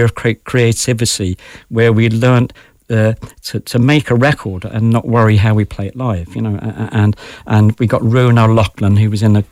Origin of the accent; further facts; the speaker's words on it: London, United Kingdom; also born or lived in Dublin, Ireland; I was born in Dublin but brought up in London